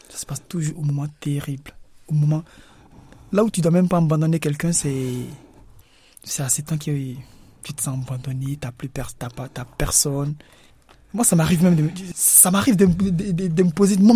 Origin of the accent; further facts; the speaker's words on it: Côte d’Ivoire; now in France; elle va chez moi en Côte d'Ivoire